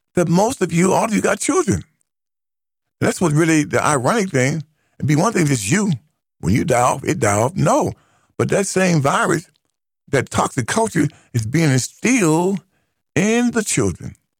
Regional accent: United States; as an American, not an African, as an American, who identifies as an American descendant of slavery

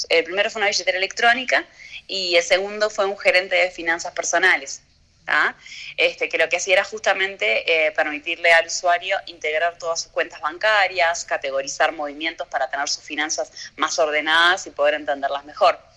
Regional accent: Uruguay; Bien, eh, obviamente nosotros somos uruguayos.

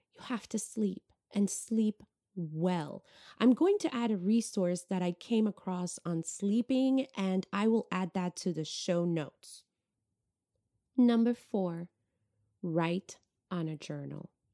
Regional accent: New York, United States; moved away; I'm originally from New York.

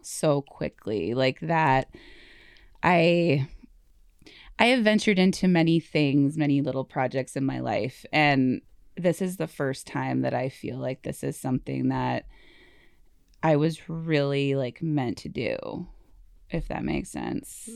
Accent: Sheldon, Wisconsin, United States; moved away; also born or lived in Twin Cities, Minnesota; So we moved to Sheldon when I was, like, eight

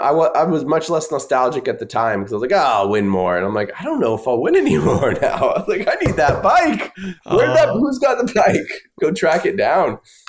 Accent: Austin, Texas, United States; Hometown of Austin.

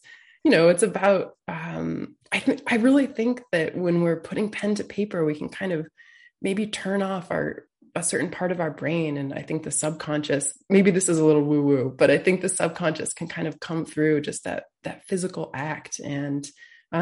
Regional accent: Peterborough, New Hampshire, United States; moved away; I grew up in the town of Peterborough

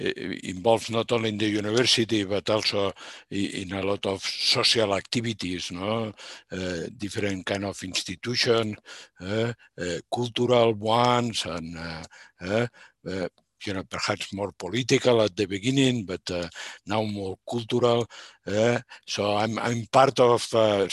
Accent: Barcelona, Catalonia, Spain; I grew up in Barcelona. I'm born in the city of Barcelona in Catalonia, Spain

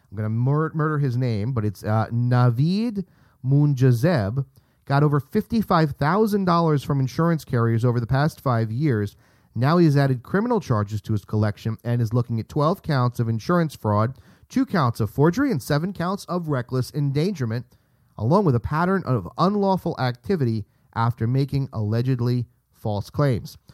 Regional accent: United States; my, um, pride as an American citizen

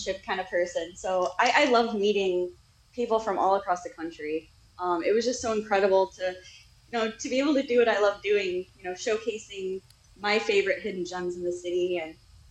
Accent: Toledo, Ohio, United States; my hometown

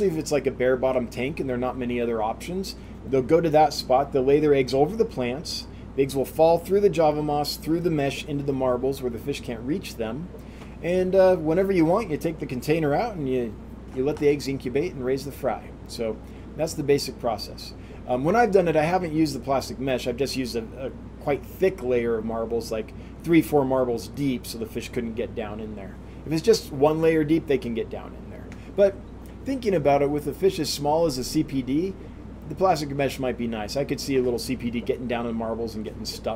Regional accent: El Dorado County, California, United States; I grew up in El Dorado County

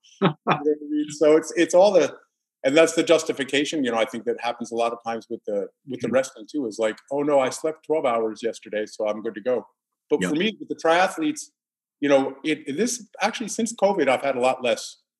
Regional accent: New York City, New York, United States; I grew up in New York City

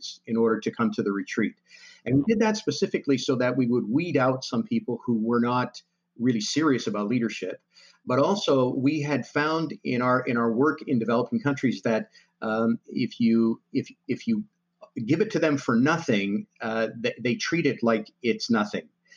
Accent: Winnipeg, Manitoba, Canada; also born or lived in Vancouver / United States; I was born in Vancouver. I lived a lot of my life growing up in Winnipeg because my father worked in Winnipeg

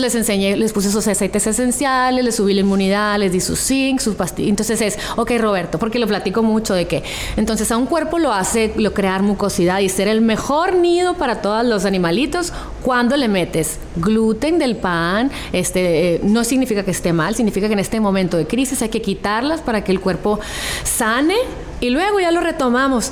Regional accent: Hermosillo, Sonora, Mexico; now in San Diego, United States; de donde soy

